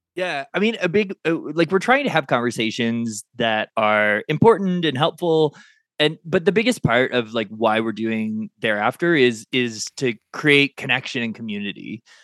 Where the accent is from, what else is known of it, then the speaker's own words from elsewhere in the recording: Kansas City, United States; I grew up in Kansas City